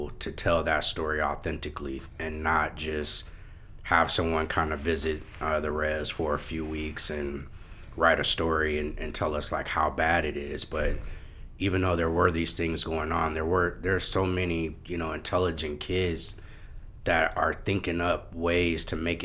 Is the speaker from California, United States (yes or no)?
yes; Oakland, California, United States; growing up in Oakland